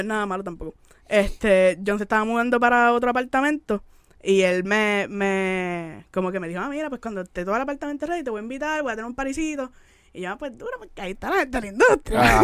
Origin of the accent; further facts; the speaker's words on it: Puerto Rico; moved away as an adult; also born or lived in Miami, United States; en el Gran Bithorn